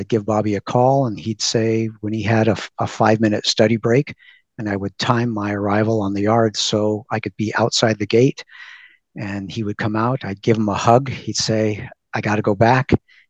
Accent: California, United States; we're from California

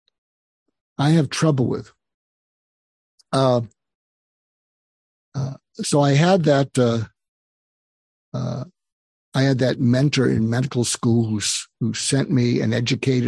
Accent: Boston, Massachusetts, United States; moved away; I grew up in Boston

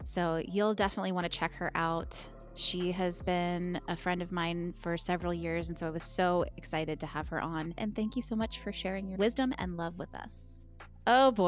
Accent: Pittsburgh, Pennsylvania, United States; we are from Pittsburgh, Pennsylvania

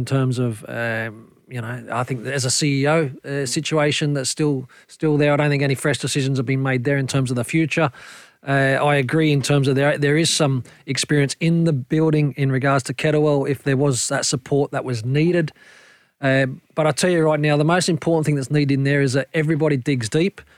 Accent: Brisbane, Queensland, Australia; moved away; Brisbane being my hometown.

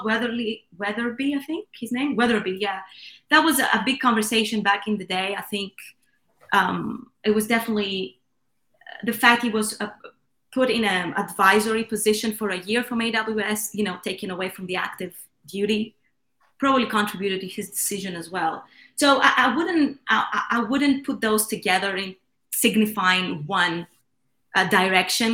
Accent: Athens, Attica, Greece; I come from Greece. I was born and raised in Athens

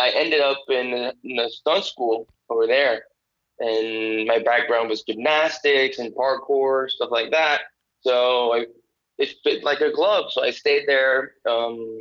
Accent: Puerto Rico; also born or lived in New York; I was born and raised in Puerto Rico

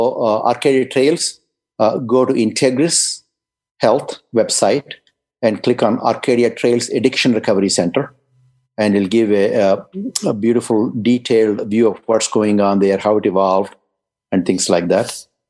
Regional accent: England, United Kingdom; moved away; especially when I came from England, that I was stunned by it. In England, it rained 200 days a year.

